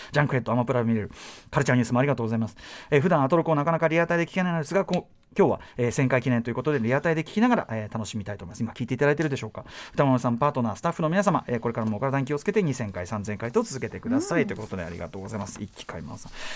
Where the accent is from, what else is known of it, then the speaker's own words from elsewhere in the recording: Sendagi, Tokyo, Japan; 私の故郷千駄木